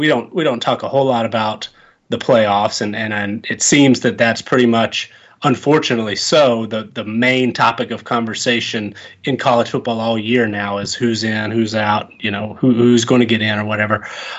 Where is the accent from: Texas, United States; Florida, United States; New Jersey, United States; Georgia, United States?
Georgia, United States; moved away; also born or lived in Mississippi; I grew up in Georgia